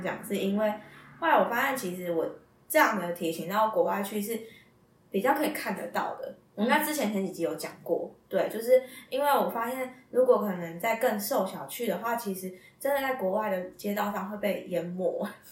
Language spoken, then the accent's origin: Chinese; Taipei, Taiwan; also born or lived in Taichung; 我是台北人